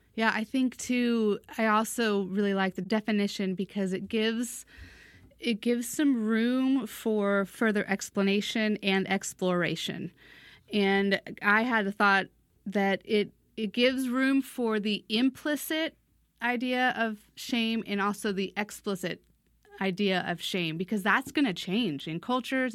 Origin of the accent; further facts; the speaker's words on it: United States; also born or lived in East Asia; as an American